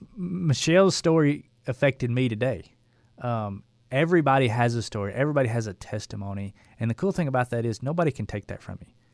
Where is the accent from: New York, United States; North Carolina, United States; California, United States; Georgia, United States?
Georgia, United States; Dalton; I was a builder from Dalton, Georgia